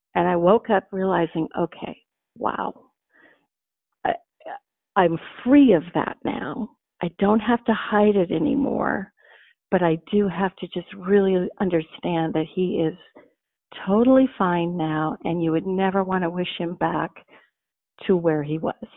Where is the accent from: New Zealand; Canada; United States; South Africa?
United States; Montana; I grew up in Montana